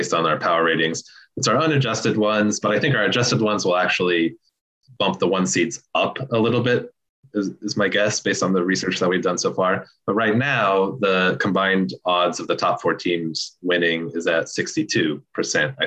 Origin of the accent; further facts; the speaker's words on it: Kansas, United States; I grew up in Kansas